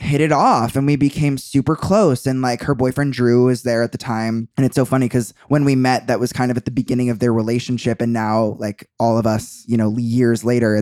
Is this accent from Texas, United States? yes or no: no; Chicago, Illinois, United States; I'm from Chicago